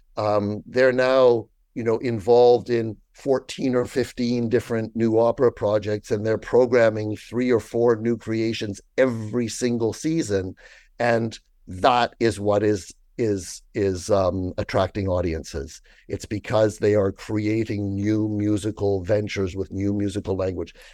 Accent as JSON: {"language": "English", "town": "Toronto", "region": "Ontario", "country": "Canada", "tie": "born or raised there", "also_born_or_lived": "France / Stratford", "moved": "as an adult", "lives_now": "Toronto, Canada", "said": "I was born in Toronto"}